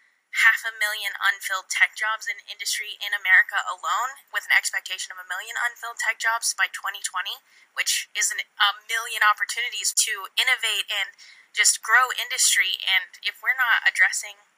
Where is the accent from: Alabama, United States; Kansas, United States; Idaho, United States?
Kansas, United States; El Dorado; moved away as an adult; now in Wichita, United States; I am originally from El Dorado, but I currently reside in Wichita, attending Wichita State University